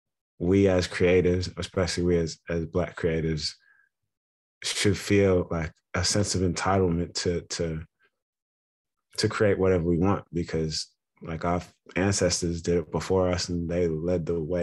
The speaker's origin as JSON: {"language": "English", "country": "Australia", "tie": "born or raised there", "also_born_or_lived": "Ghana", "said": "I'm from Ghana, West Africa. My family moved to Australia when I was one or two. So I've grown up in Australia, different parts of Australia, Melbourne, Canberra, Sydney."}